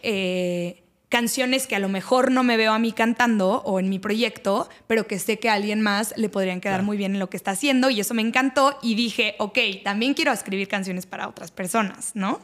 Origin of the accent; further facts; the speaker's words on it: Mexico; yo soy de México